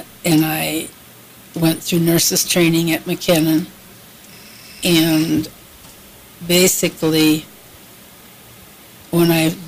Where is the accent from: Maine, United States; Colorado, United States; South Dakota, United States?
South Dakota, United States; Sioux Falls; also born or lived in Mitchell, South Dakota / Stillwater, Minnesota; I grew up in North End